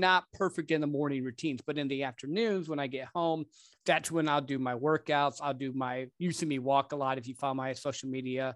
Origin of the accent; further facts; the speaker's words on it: Michigan, United States; also born or lived in Dallas-Fort Worth area, Texas; now in Dallas, United States; I grew up actually in, uh, Michigan